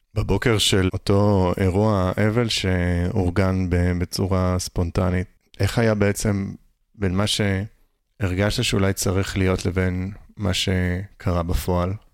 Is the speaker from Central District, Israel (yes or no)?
no; Upper Galilee, Northern District, Israel; moved away; זה גם האזור שאני, שאני במקור גדלתי באותו